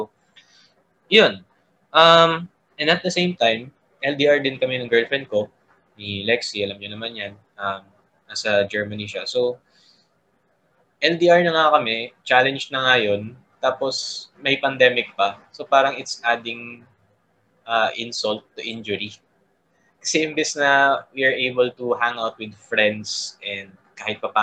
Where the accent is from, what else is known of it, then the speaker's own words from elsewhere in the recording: Calabarzon, Philippines; taga Cavite ako